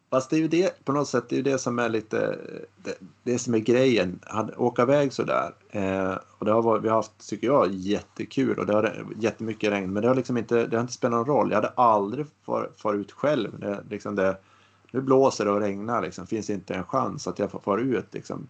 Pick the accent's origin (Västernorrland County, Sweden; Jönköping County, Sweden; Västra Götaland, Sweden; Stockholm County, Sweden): Västernorrland County, Sweden; now in Gothenburg, Sweden; jag bor ju i Göteborg idag men jag har ju mina kopplingar här uppifrån Ångermanland